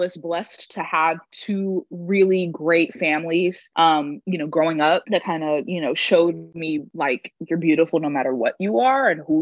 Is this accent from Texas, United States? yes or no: yes; Houston, Texas, United States; I am from Houston, Texas, straight up H-Town